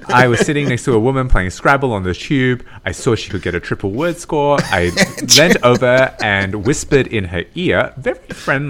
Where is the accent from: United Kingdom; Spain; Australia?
Australia; I went back home to Australia